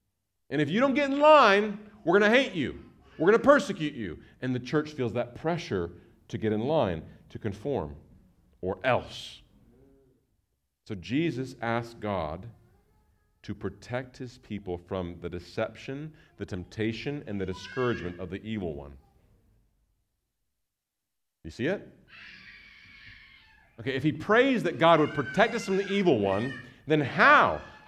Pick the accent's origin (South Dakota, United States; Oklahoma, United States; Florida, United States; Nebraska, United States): Nebraska, United States; moved away; I grew up in Nebraska, and I grew up in a Mennonite church that had that tendency to kind of build the Christian fort and isolate themselves from the world.